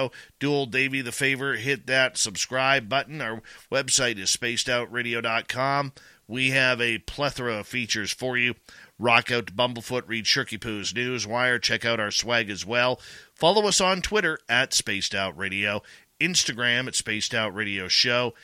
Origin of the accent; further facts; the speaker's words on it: Canada; I'm Canadian